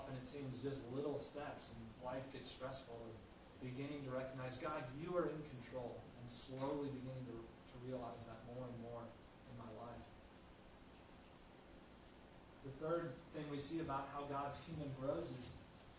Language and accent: English; St. Louis, Missouri, United States; where I grew up in St. Louis